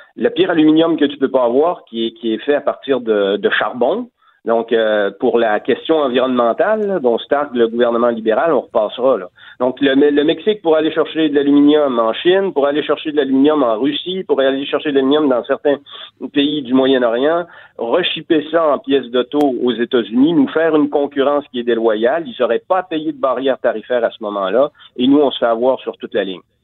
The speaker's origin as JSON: {"language": "French", "region": "Quebec", "country": "Canada", "said": "chez nous, au Saguenay-Lac-Saint-Jean"}